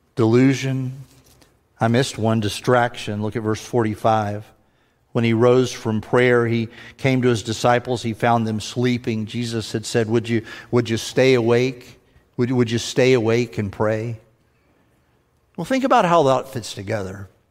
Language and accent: English; the South, United States; accent: southern; they can tell as soon as I open my mouth, I'm from the South